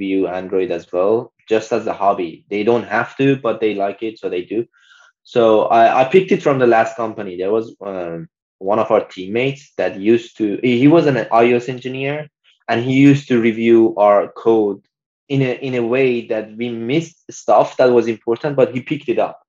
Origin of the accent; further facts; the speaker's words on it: Iran; moved away; a lot of people from my home country, like we are from the same country